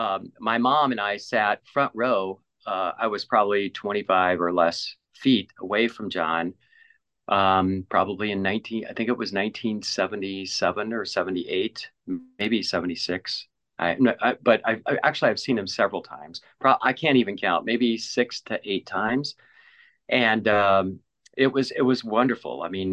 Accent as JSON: {"language": "English", "town": "St. Louis", "region": "Missouri", "country": "United States", "tie": "born or raised there", "said": "I grew up in St. Louis."}